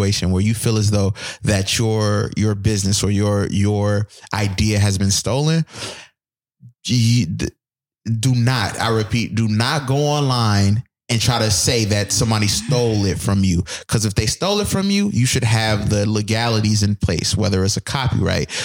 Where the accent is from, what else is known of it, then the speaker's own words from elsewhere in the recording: Buffalo, New York, United States; born in Buffalo